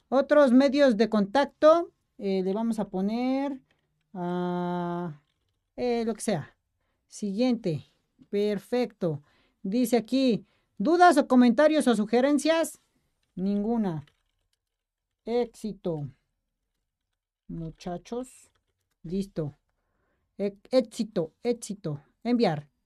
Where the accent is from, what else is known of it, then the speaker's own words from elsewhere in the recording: Puebla, Mexico; Puebla, yo soy de Puebla